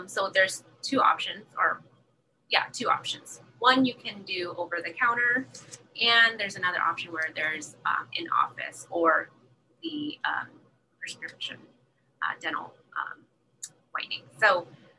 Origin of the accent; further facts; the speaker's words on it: San Jose, California, United States; moved away as an adult; also born or lived in Iowa / Los Angeles; now in San Diego, United States; I'm actually from Iowa. I was born there and I grew up pretty much in San Jose